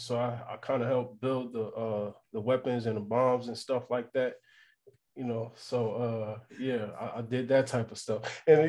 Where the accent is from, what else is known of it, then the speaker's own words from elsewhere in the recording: Pensacola, Florida, United States; also born or lived in New Jersey; when I was born in Jersey, I stayed until I was five, but my mom moved to Pensacola, Florida, and I stayed with my grandmother until I was in middle school.